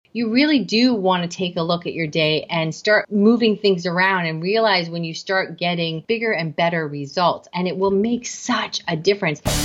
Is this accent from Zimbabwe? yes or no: no; Canada; I am Canadian